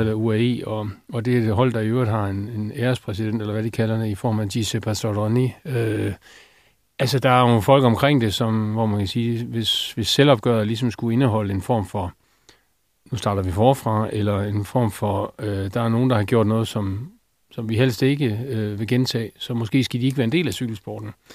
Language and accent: Danish; Denmark